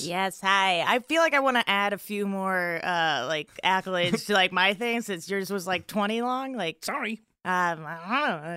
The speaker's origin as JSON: {"language": "English", "region": "South Florida", "country": "United States", "also_born_or_lived": "Chicago", "moved": "yes", "lives_now": "Los Angeles, United States", "said": "I'm from South Florida, beautiful South Florida."}